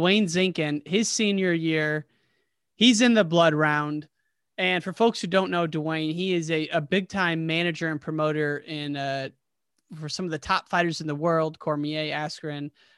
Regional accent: Midwest, United States; I grew up in the Midwest

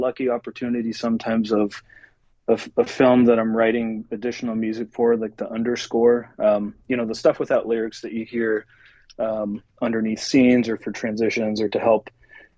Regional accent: central Nebraska, United States; moved away as an adult; also born or lived in Lincoln, Nebraska / Los Angeles; now in Seattle, United States; I originally grew up in central Nebraska

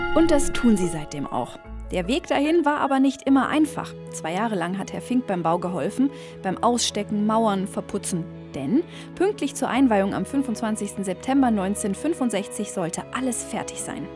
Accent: Allgäu, Germany; Brauchtum, das bei uns im Allgäu noch richtig gelebt wird

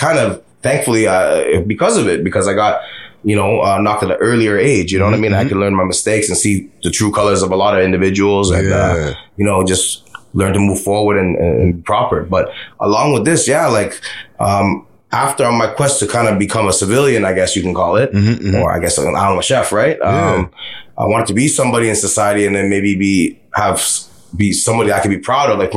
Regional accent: Canada; I take pride in being Canadian

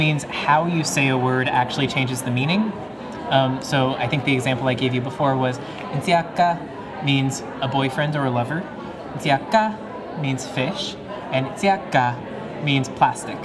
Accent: Concord, California, United States; also born or lived in Walnut Creek; I'm from the East Bay, Concord, Walnut Creek

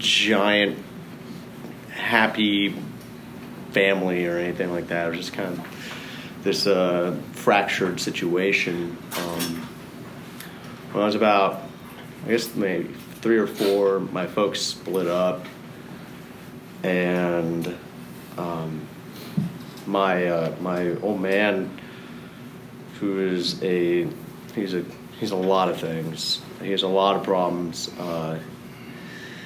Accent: Dallas, Texas, United States; I was born in Dallas to two very, very Catholic individuals

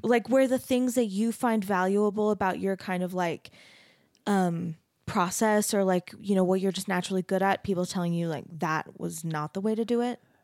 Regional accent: Arizona, United States; I grew up in Arizona

